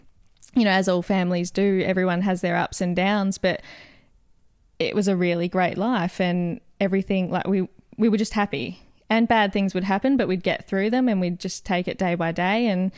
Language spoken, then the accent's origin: English; Wonthaggi, Victoria, Australia; also born or lived in Kilcunda; We grew up in Kilcunda and Wonthaggi, so we were always outdoors, either at the beach or playing backyard cricket, always very close.